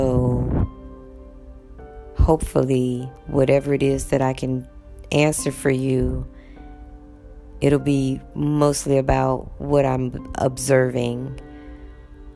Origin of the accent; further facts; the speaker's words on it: United States; moved away; I'm from America